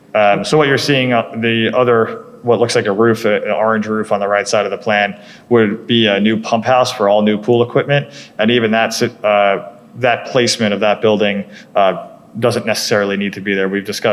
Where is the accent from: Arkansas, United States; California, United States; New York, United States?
New York, United States; I grew up on Long Island, yep.